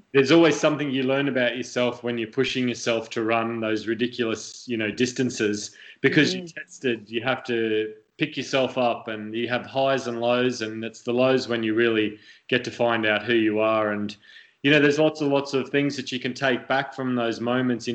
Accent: Australia; also born or lived in United Kingdom; now in United States; me as a kid growing up in Australia

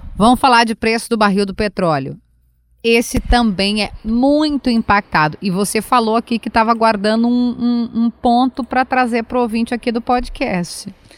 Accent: Rio Grande do Sul, Brazil; eu sou do Rio Grande do Sul, sim, eu sou gaúcha

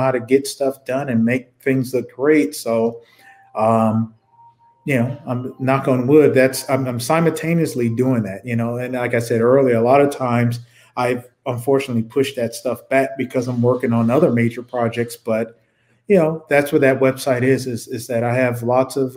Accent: Detroit, Michigan, United States; growing up in Detroit

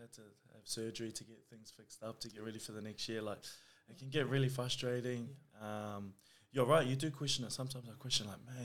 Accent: Auckland, New Zealand; now in Campbelltown, Australia; I was born in New Zealand. I grew up in West Auckland.

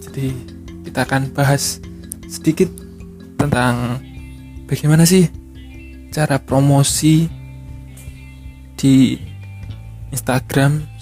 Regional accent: Tulungagung, East Java, Indonesia; jadi saya ikut komunitas instagram di kota saya di Tulungagung

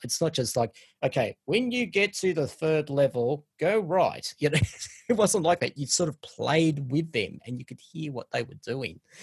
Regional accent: Australia; also born or lived in Sydney; us Aussies

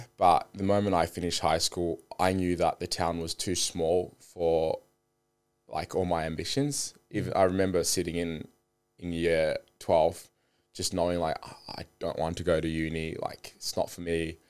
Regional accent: Zimbabwe; born there; moved away; So I was born in Zimbabwe. My mum was a politician

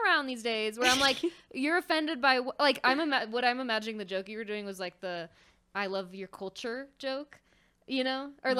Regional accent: California, United States; I'm from the Bay Area, and I will say it's really not that big of a drive.

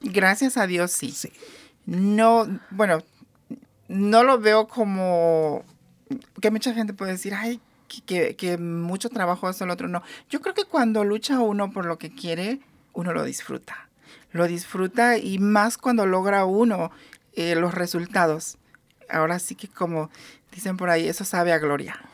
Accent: Mexico; now in United States; en mi país de origen, que es México

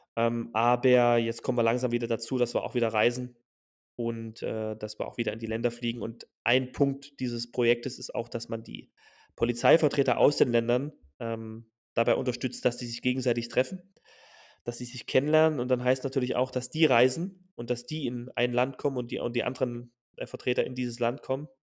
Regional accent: Germany; moved away as an adult; now in Mauritania; bei uns in Deutschland

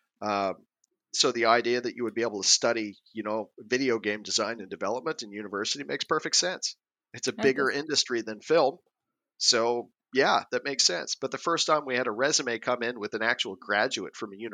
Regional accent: Canada; first language English; moved away as an adult; also born or lived in Norway / Sweden; I'm Canadian, so I've, you know, been lucky enough to grow up around water during the summers

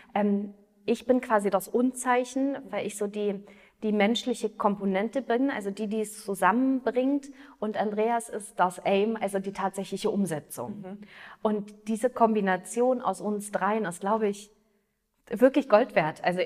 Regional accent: Potsdam, Brandenburg, Germany; moved away as an adult; also born or lived in Berlin / Australia; now in Munich, Germany; Also ich bin in Potsdam geboren, und ähm, habe in Berlin Wirtschaftspsychologie studiert

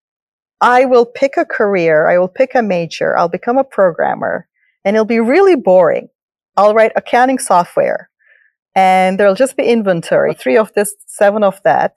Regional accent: Turkey; English is a second language; moved away as an adult; now in United States; I grew up in Turkey, and I didn't speak English till I was 12 or so

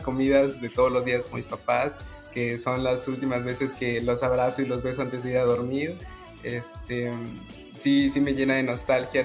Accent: Escárcega, Campeche, Mexico; crecí, viví en Campeche toda mi vida, en Escárcega

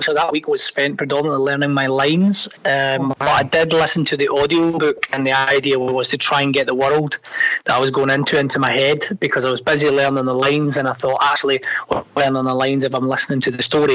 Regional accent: Glasgow, Scotland, United Kingdom; accent: Glaswegian; I'm Scottish, but I'm Glaswegian. And Glaswegians have a very unique dialect.

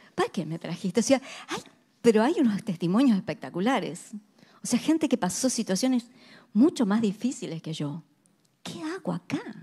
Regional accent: Argentina; éramos tres argentinas

